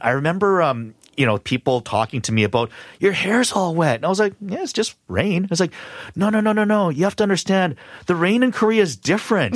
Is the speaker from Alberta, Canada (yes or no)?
no; Vancouver, British Columbia, Canada; I grew up in Vancouver